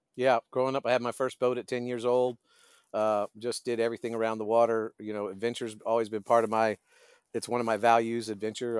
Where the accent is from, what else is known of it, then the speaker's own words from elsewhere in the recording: Destin, Florida, United States; moved away as an adult; also born or lived in Brevard County, Florida; I grew up in Destin